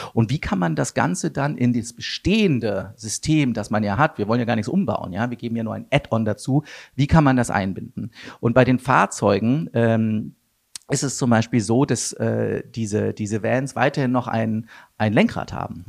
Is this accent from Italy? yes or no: no; Wuppertal, North Rhine-Westphalia, Germany; ich komme aus Wuppertal